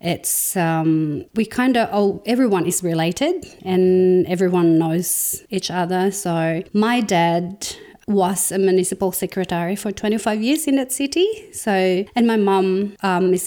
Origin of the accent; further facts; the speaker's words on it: Cagayan Valley, Philippines; moved away as an adult; now in Tasmania, Australia; I grew up in the Philippines, and that's up north of the country. It's about 14 to 16 hour drive from Manila, where the capital city of the Philippines, and it's called Cagayan Valley.